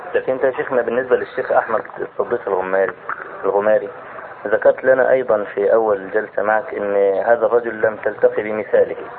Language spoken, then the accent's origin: Arabic; Egypt; عندنا في مصر